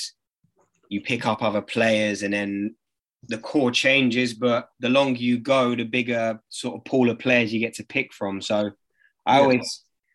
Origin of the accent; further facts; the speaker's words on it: London, United Kingdom; we're from Dulwich